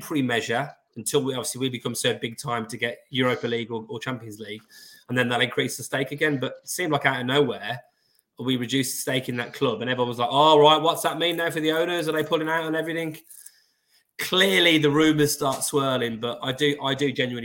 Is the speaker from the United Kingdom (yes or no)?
yes; Birmingham, West Midlands, United Kingdom; I'm a Brummie. I'm Irish, aren't I? You know, because of me ma. Me ma's from Cork